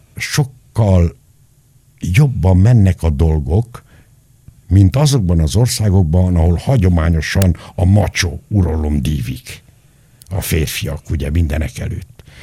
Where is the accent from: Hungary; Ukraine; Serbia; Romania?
Romania; Nagyzerind, Arad County; moved away; also born or lived in Chișineu-Criș; Nagy Zerinden, ahol én születtem, pontosabban szóval Kisenőbe születtem, a kórházba, de Nagy éltem 12 éven át